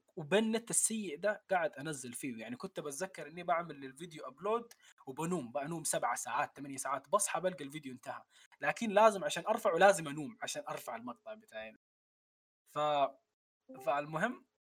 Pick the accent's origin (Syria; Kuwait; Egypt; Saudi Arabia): Saudi Arabia; also born or lived in Khartoum, Sudan / Omdurman, Sudan; من مواليد الخرطوم لكن عشت تقريبا عمري كله في السعوديه